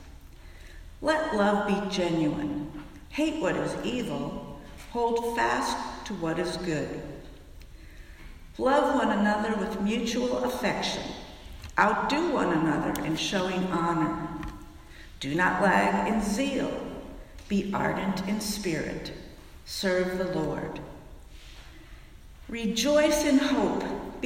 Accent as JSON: {"language": "English", "town": "Fairfax", "country": "United States", "tie": "born or raised there", "said": "my hometown of Fairfax"}